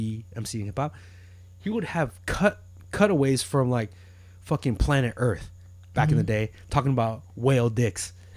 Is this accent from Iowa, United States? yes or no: yes; Iowa, United States; moved away as an adult; now in San Diego, United States; I'm fucking from Iowa. Yeah. I'm 12, 13 years old.